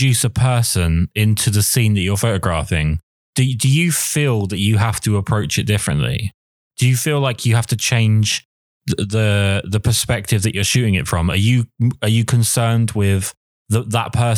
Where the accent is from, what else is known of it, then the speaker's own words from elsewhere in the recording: England, United Kingdom; I'm English